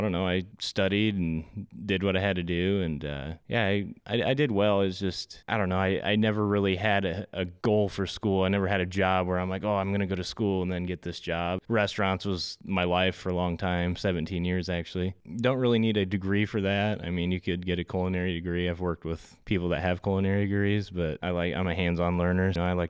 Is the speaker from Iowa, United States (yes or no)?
yes; Indianola, Iowa, United States; Here in Indianola, born and raised. Lived a little bit up in Northwest Iowa. Still have family up there.